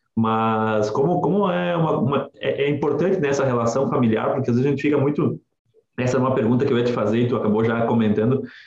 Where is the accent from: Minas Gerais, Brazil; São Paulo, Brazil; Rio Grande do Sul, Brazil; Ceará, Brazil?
Rio Grande do Sul, Brazil; Nova Prata; moved away as an adult; also born or lived in Porto Alegre / Santa Catarina; eu sou natural de Nova Prata e estudava em Porto Alegre e trabalhei alguns anos em Santa Catarina